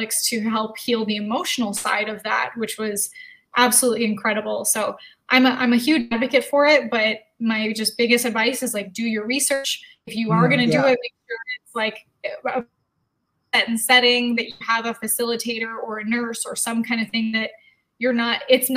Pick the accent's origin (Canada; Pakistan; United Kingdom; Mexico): Canada; growing up in Canada